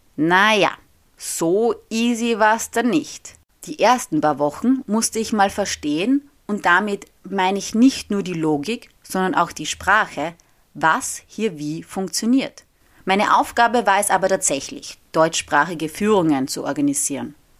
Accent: Austria; first language German; moved away as an adult; now in Rome, Italy; in meinem Heimatort in Österreich

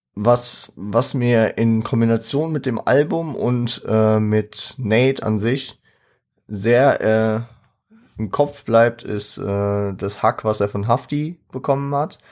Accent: Frankfurt, Hesse, Germany; als Frankfurter

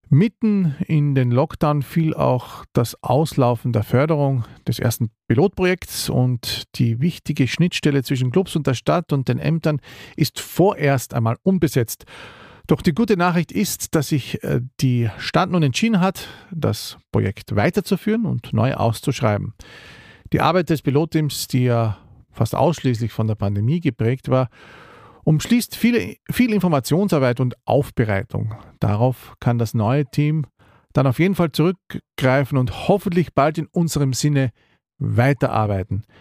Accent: Carinthia, Austria; Wie schwer ist es eigentlich als Kärntner in der Schlangengrube Wien, von Kärntner zu Kärntner?

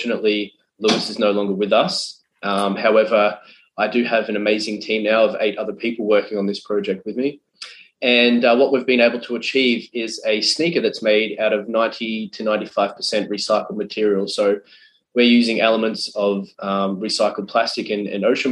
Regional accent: Australia; Being an Australian and having a very close affinity to the ocean

